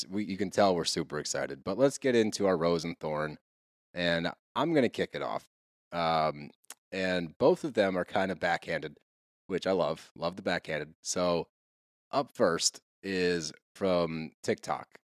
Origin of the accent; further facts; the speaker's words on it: California, United States; also born or lived in Los Angeles; And by the way, I'm from the Bay and used to live in LA.